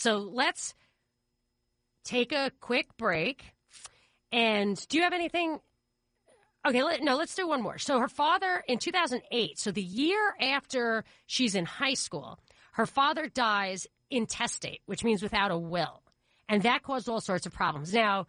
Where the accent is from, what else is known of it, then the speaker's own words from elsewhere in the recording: New York, United States; So I grew up in Rockland, the next county up. And I always looked to Westchester like, wow, you know, in awe.